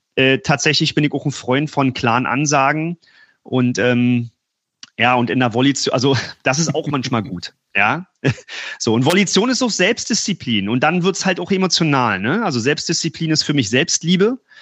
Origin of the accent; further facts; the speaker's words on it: Berlin, Germany; Ich komme aus Berlin